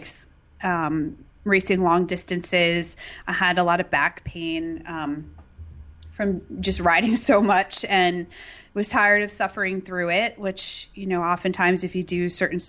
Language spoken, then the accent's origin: English; Massachusetts, United States; I grew up in Massachusetts